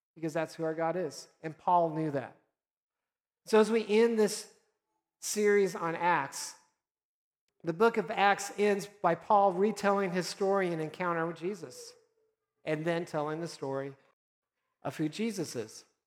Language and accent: English; Nebraska, United States; moved away; I'm from originally Nebraska